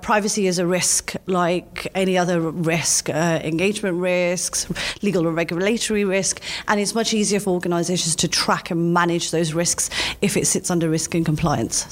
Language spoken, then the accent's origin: English; London, United Kingdom; I'm from London